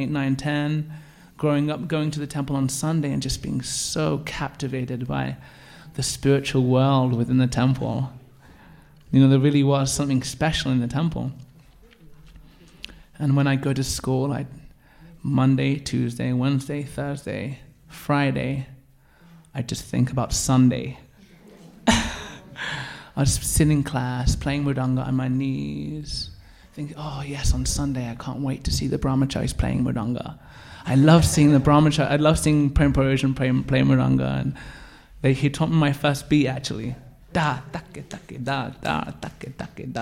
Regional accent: Birmingham, West Midlands, United Kingdom; growing up in Birmingham, and especially in a bit of a rough area

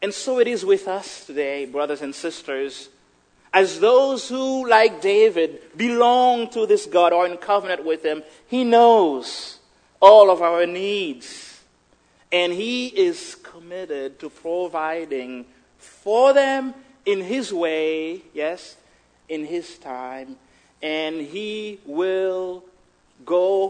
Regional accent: Haiti; moved away; growing up in Haiti, certain things that we had, and just the basic

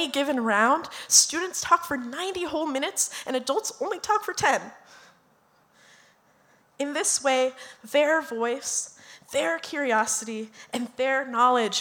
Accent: Minneapolis, Minnesota, United States; we are all from South Minneapolis. I'm the only one who didn't graduate from South because I betrayed my alma mater

